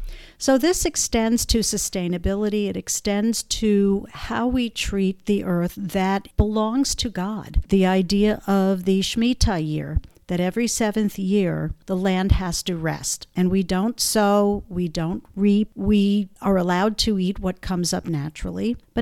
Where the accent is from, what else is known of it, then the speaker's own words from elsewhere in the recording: Connecticut, United States; And I came from Connecticut, where we had single stream recycling.